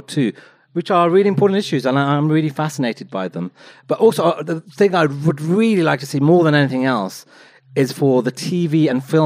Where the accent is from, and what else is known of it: Wolverhampton, West Midlands, United Kingdom